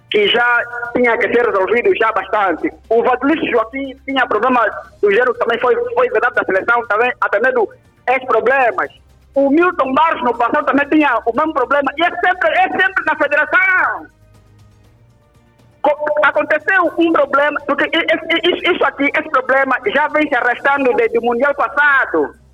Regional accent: Angola; E nós, como angolanos, queremos os melhores.

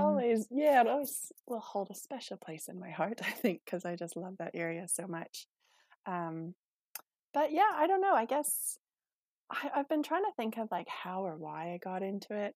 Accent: Manitoba, Canada; moved away as an adult; now in Methven, New Zealand; I'm originally from Canada, so I grew up in a small, um, a small town south of the main city uh, in Manitoba

